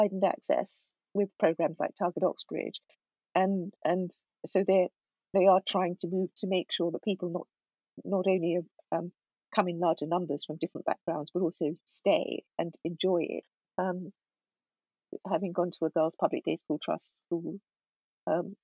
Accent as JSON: {"language": "English", "country": "United Kingdom", "tie": "born or raised there", "said": "we were the generation that was born and brought up here rather than in Ghana"}